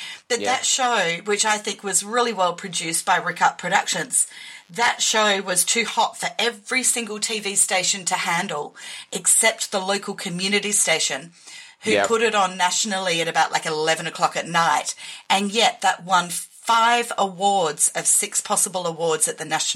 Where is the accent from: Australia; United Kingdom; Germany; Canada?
Australia